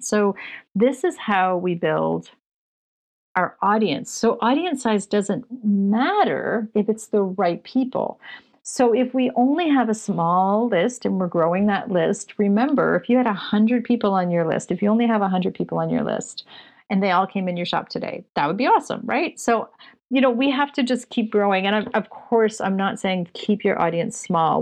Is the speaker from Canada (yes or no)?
yes; Canada; Just being Canadian